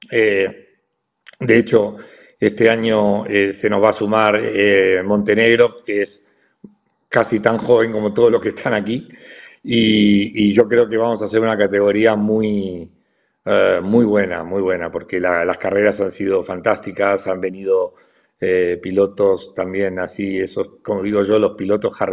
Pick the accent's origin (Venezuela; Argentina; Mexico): Argentina; yo en el fondo soy tan argentino como el día que estaba ahí